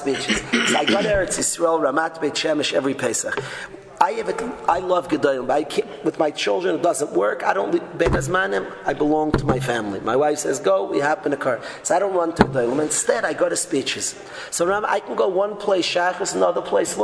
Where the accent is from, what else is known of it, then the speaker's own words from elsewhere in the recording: New York, United States; I'm a New Yorker. I'm not a Los Angeles, Florida guy